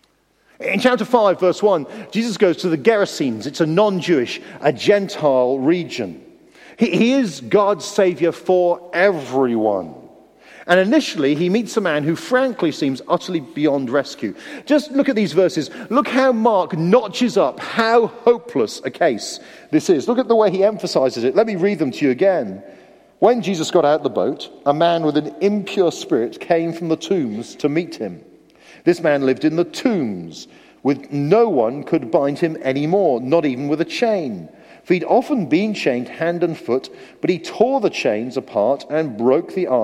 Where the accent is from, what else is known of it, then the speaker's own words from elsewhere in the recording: United Kingdom; we're British